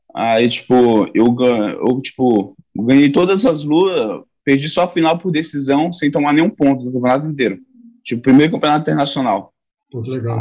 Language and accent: Portuguese; Caraguatatuba, São Paulo, Brazil; also born or lived in Saúde, Bahia / Serra de Carnaíba, Bahia; Eu me mudei para Caraguatatuba